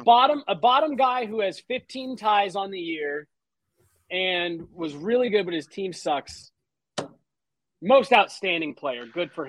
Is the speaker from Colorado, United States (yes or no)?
yes; Highlands Ranch, Colorado, United States; I'm also from Highlands Ranch. It's a small little suburb.